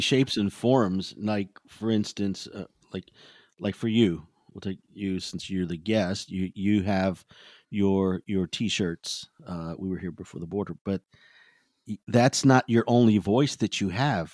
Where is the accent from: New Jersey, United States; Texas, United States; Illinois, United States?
Texas, United States